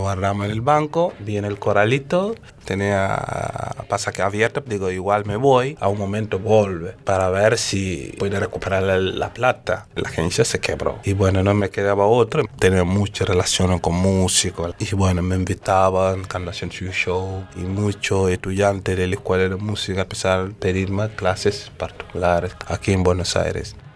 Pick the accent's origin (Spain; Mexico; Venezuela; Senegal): Senegal; moved away as an adult; also born or lived in Brussels, Belgium; now in Argentina; Soy de Senegal y soy músico desde los 8 años.